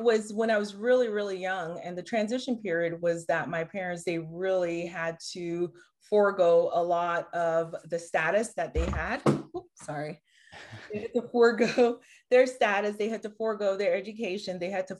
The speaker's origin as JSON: {"language": "English", "country": "Haiti", "moved": "yes", "lives_now": "United States", "said": "I'm originally from Haiti, the poorest country in the Western Hemisphere, came to the U.S. By way of my mom and dad."}